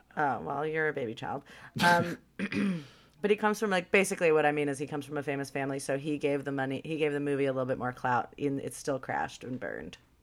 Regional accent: Los Angeles, California, United States; born or raised there

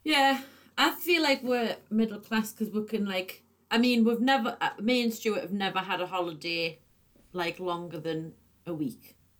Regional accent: the Northeast, North East England, United Kingdom; moved away as an adult; I used to try and soften my accent quite a lot but then when I moved away, I was like so determined not to lose it that it definitely got stronger

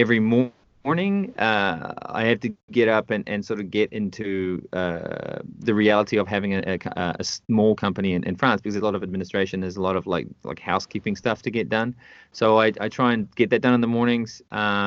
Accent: North Island of New Zealand, New Zealand; moved away as an adult; also born or lived in United Kingdom; now in Canada; I was born and raised in the North Island of New Zealand in a very small town.

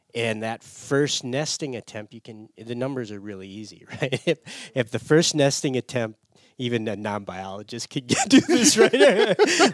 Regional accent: Michigan, United States; moved away as an adult; I grew up in Michigan.

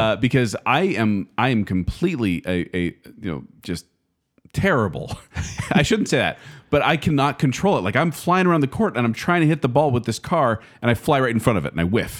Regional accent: United States; I'm an American

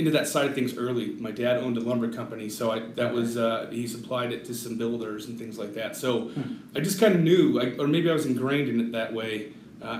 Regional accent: Littleton, Colorado, United States; now in Colorado Springs, United States; Born and raised in Littleton, Colorado

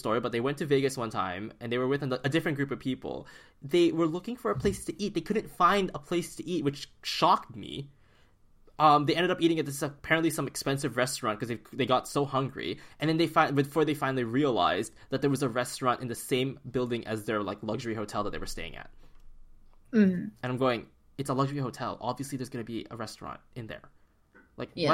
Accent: Philippines; now in Vancouver, Canada; coming from a tropical country as like a Filipino such as myself

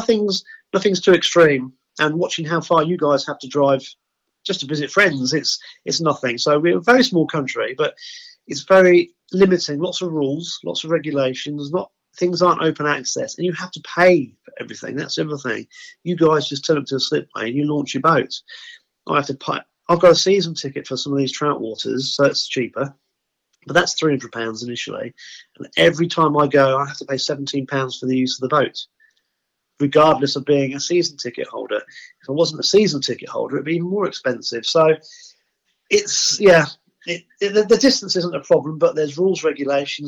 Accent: the Fens, East of England, United Kingdom; I was born in the Fens. The Fens are a massive flatland area.

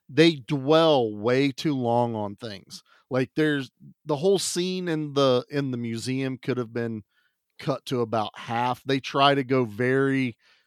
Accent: United States; as an American

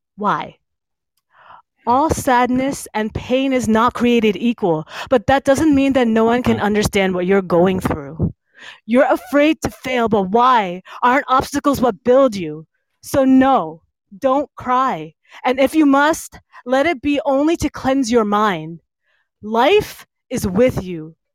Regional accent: East Brunswick, New Jersey, United States; I, was born and raised in East Brunswick

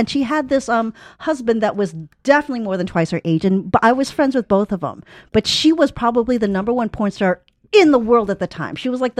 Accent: Chicago, Illinois, United States; moved away as an adult; now in Los Angeles, United States; Chicago is a fun town because I know that's my hometown.

